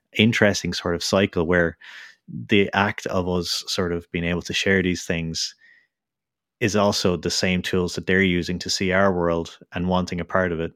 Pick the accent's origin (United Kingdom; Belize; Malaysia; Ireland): Ireland; I'm from Ireland